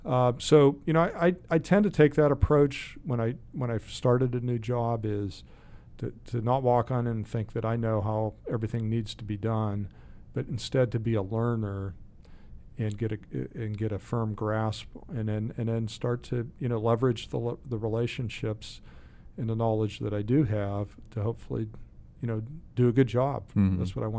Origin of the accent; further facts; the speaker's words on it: Sharpsville, Pennsylvania, United States; Well, actually, kind of I grew up in Sharpsville.